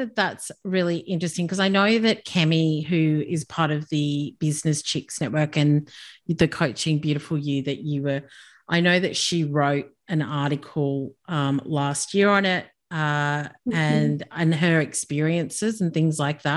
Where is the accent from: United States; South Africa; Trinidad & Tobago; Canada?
South Africa; now in Australia; I come from South Africa